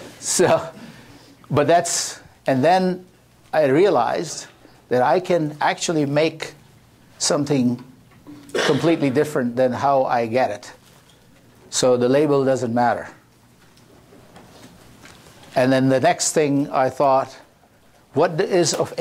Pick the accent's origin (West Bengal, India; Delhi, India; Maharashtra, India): Delhi, India; moved away as an adult; now in United States; born and brought up in Delhi